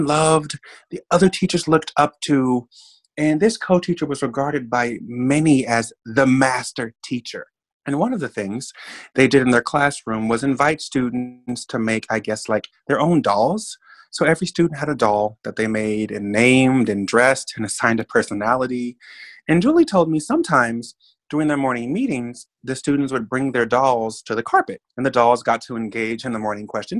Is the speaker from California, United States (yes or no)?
no; Oklahoma City, Oklahoma, United States; moved away as an adult; now in New York, United States; I grew up in Oklahoma City. I'm not from New York. You know, I've been in New York 5 years.